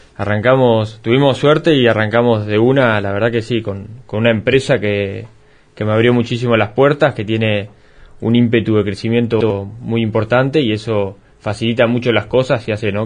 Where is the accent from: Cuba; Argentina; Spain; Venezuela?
Argentina; Coronel Suárez, Buenos Aires Province; yo soy de acá de Colón Suárez